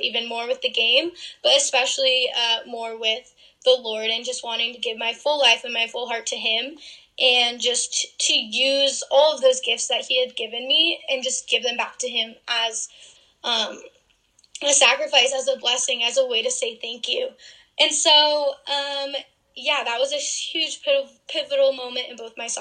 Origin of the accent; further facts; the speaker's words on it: Massachusetts, United States; moved away as an adult; I'm actually from Massachusetts